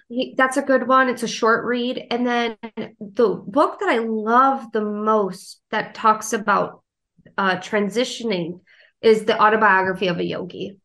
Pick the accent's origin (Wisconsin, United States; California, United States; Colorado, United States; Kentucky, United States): Wisconsin, United States; moved away as an adult; now in South Carolina, United States; I grew up in Wisconsin and I moved down to South Carolina